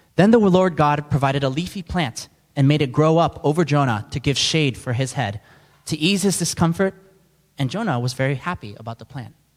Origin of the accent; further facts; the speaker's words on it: New York City, New York, United States; I'm from New York City, and we're constantly surrounded by people from all different backgrounds, beliefs.